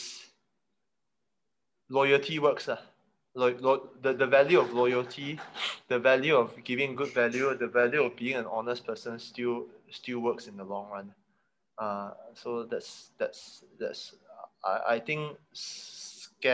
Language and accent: English; Kota Kinabalu, Sabah, Malaysia; also born or lived in Sandakan; I didn't have to grow up there. Because my dad was being posted in KK